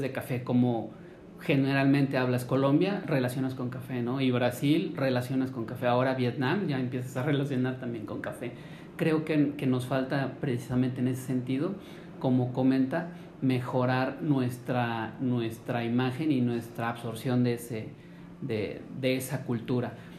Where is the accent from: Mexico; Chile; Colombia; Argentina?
Mexico